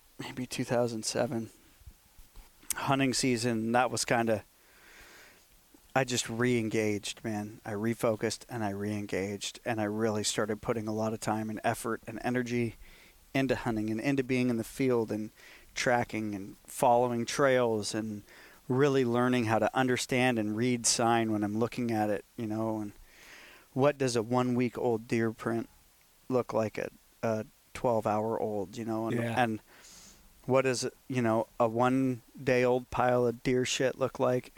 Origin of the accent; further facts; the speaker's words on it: Marin County, California, United States; I grew up in Marin County, so it was anti-hunting